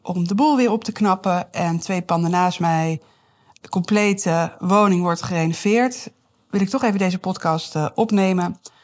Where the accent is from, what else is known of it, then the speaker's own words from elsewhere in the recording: Amsterdam, North Holland, Netherlands; moved away as an adult; now in Deventer, Netherlands; ik kom uit Amsterdam en toen ik hierheen verhuisde, wat alweer, jeetje, dat is echt alweer 14 jaar geleden